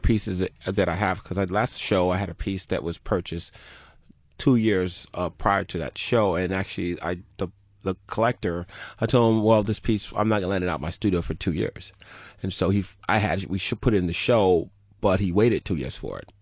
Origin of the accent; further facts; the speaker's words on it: Turks & Caicos Islands; I was born in Turks and Caicos